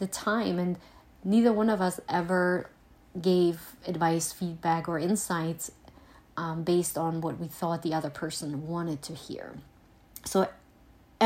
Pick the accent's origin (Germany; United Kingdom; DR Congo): Germany; also born or lived in Eastern Pennsylvania; now in Pennsylvania, United States; I am originally from Germany and now live in Eastern PA